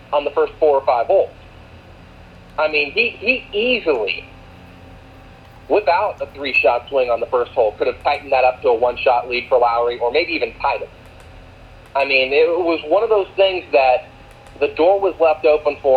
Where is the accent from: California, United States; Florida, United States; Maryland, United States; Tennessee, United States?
Florida, United States; growing up in Florida, there's family friends who've played on tour